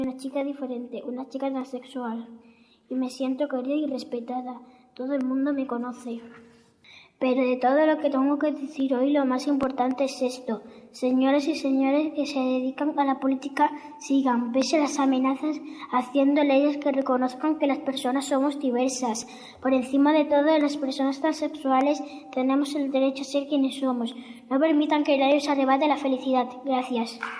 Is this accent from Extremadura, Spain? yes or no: yes; Arroyo de San Serván, Extremadura, Spain; he tenido suerte de nacer en mi pueblo